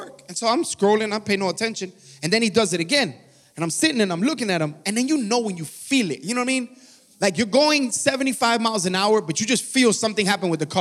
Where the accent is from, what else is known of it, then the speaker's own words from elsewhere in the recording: Miami, Florida, United States; now in Georgia, United States; I'm originally from Miami, Florida